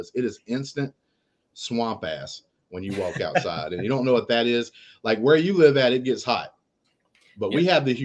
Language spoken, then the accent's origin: English; South Alabama, United States; I'm from South Alabama.